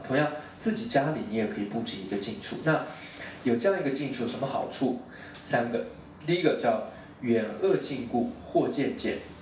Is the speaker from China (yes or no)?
no; Taiwan; moved away; also born or lived in Hong Kong; 你看我是我离开我家乡，我是台湾，我香港来好远哦